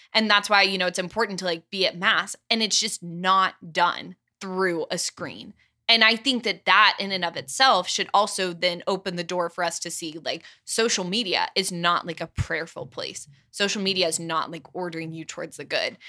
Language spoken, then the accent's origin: English; Atlanta, Georgia, United States; moved away as an adult; now in Steubenville, United States; I'm from Atlanta.